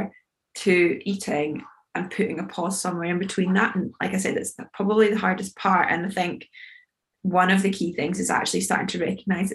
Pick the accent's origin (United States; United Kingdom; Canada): United Kingdom; We, especially as British people